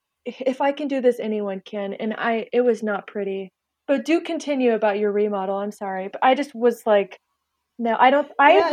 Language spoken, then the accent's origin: English; West Coast, United States; and I'm born and raised on the West Coast.